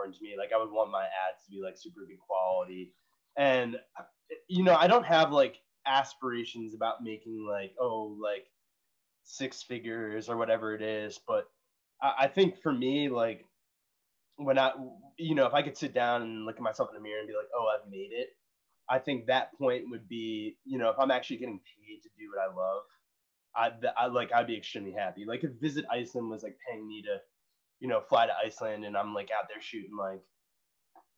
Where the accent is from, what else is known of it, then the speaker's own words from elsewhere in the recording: United States; growing up in America